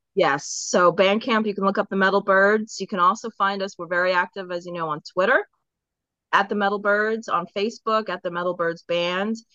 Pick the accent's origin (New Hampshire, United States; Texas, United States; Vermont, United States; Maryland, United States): Maryland, United States; Baltimore; also born or lived in England; after my parents moved to Eng from England, we moved to Maryland. So I'm from Baltimore